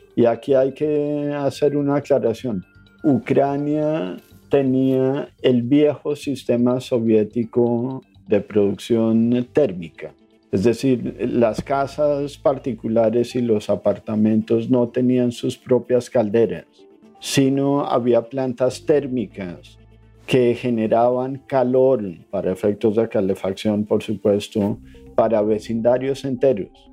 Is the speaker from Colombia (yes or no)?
yes; Colombia; soy colombiano. Nací en un país en conflicto